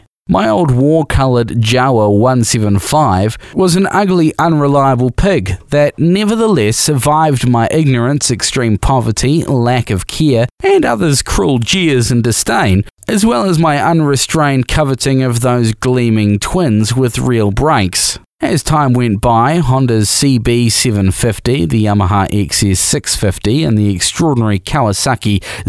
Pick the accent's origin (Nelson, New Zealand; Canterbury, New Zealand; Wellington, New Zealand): Canterbury, New Zealand; Christchurch; When I grew up in Christchurch in the 70s, I watched the arrival of Japanese motorcycles.